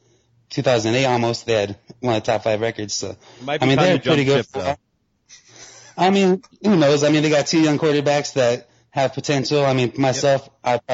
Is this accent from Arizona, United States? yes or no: yes; Tucson, Arizona, United States; I'm from Tucson, Arizona.